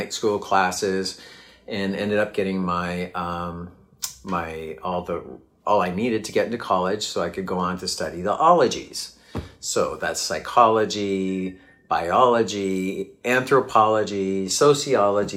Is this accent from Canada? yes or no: yes; Canada; I grew up in Canada